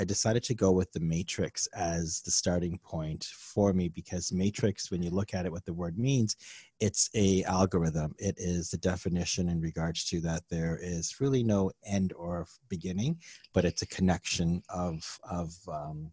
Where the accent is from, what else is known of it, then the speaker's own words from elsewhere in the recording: Canada; I grew up in Canada in the early 70s here